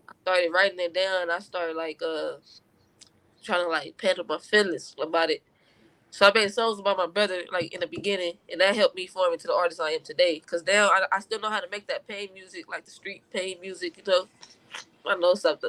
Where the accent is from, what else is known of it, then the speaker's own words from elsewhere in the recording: Compton, California, United States; growing up in Compton